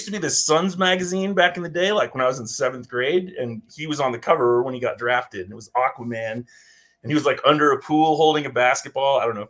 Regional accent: Prescott, Arizona, United States; born or raised there

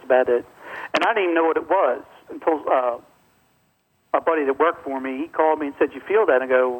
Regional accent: Maryland, United States; moved away; I'm from Maryland originally, so I'm well aware of the Eastern Shore.

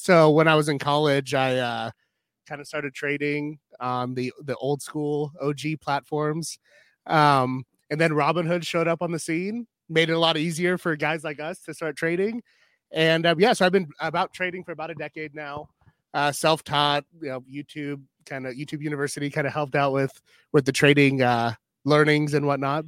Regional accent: Pacific Northwest, United States; now in Iowa, United States; I'm from the Pacific Northwest

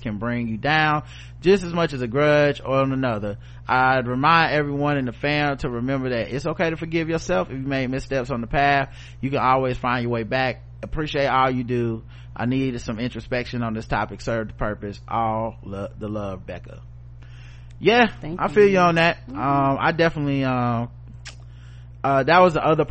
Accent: the South, United States; I'm from the South

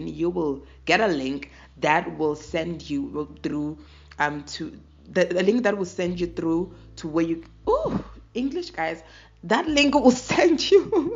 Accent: South Africa; I'm a South African.

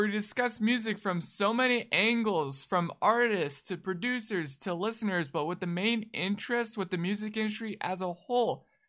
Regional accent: Winnipeg, Manitoba, Canada; I'm from Winnipeg, so I'm just like up north from you guys.

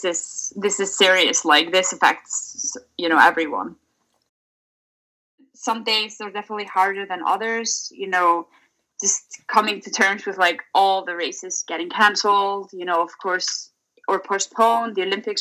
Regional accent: Reykjavik, Capital Region, Iceland; moved away as an adult; I'm currently in Reykjavik, Iceland. So that's my hometown here in Iceland

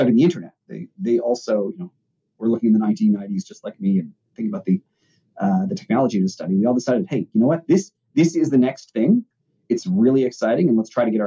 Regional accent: Toronto, Ontario, Canada; also born or lived in Chicago; I grew up in Toronto, Canada, and then in grad school, I was in Chicago

